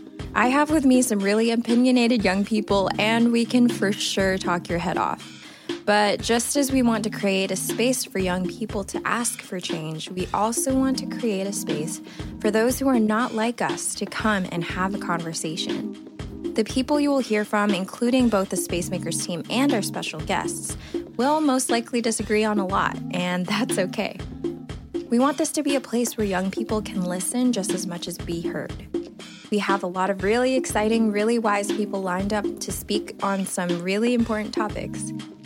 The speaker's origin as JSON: {"language": "English", "country": "Philippines", "tie": "born or raised there", "said": "Like I knew Rachel from growing up in the Philippines when we were like literally babies and our parents were in the ministry there."}